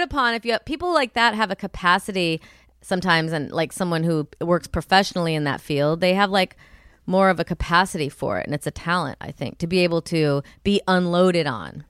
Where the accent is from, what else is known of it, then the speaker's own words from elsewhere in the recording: Rust Belt, United States; I'm from the Rust Belt